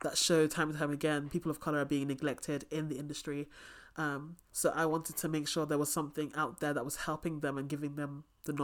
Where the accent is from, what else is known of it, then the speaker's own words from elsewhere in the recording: England, United Kingdom; I'm English